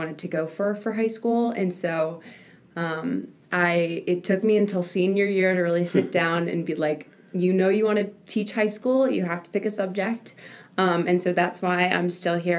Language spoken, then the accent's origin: English; Virginia Beach, Virginia, United States; I am from Virginia Beach, Virginia